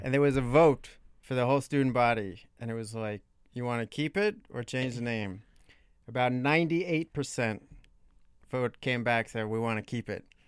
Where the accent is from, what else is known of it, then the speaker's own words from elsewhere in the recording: Long Island, New York, United States; moved away as an adult; also born or lived in Brooklyn, New York / Oxford, Ohio; now in Washington, D.C., United States; I'm from Long Island. When I was a very little kid, Brooklyn, but most of the formative years, Long Island, New York